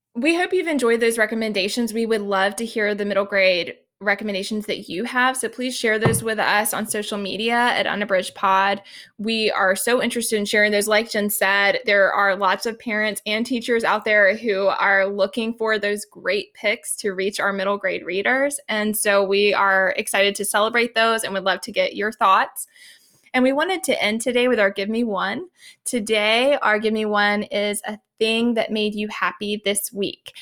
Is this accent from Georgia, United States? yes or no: yes; Georgia, United States; moved away; also born or lived in Japan; I grew up in Georgia